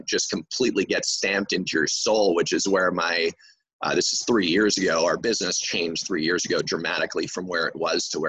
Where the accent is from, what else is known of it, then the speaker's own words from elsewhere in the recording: Montreal, Quebec, Canada; first language English; I'm from Montreal, Quebec, Canada